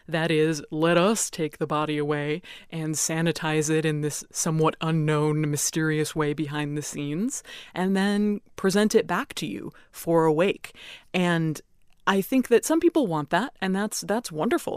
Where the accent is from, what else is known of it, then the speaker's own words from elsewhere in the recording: United States; I am an American funeral director, I'm licensed here in America, I own a funeral home in America